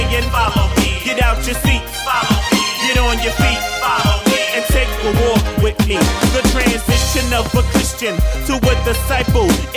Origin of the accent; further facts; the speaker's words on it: New York City, New York, United States; also born or lived in Staten Island, New York; I'm originally from Harlem, but I currently reside in Staten Island, New York